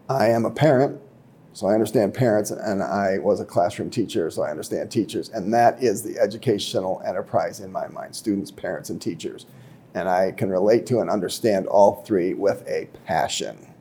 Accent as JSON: {"language": "English", "town": "Fort Atkinson", "region": "Wisconsin", "country": "United States", "tie": "born or raised there", "also_born_or_lived": "Saint Louis, Missouri / Michigan", "said": "I was born in Saint Louis, Missouri. I grew up in Fort Atkinson, Wisconsin"}